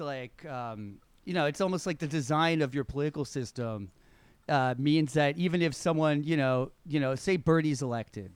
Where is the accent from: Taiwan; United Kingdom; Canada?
Canada; Toronto, Ontario; we're from Toronto